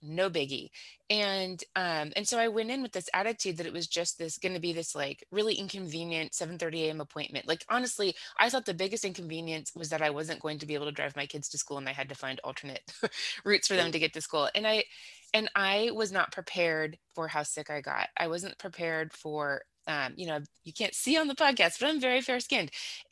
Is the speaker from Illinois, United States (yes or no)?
no; Southern California, United States; accent: valley girl; moved away as an adult; now in Kansas City, United States; Born in Southern California, so in the 70s. So I grew up in Southern California in the 80s.